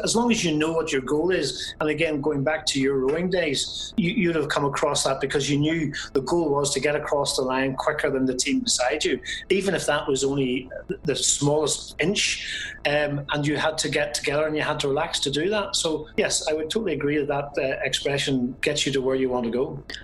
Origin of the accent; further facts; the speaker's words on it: Belfast, Northern Ireland, United Kingdom; now in County Armagh, United Kingdom; I am originally from Belfast.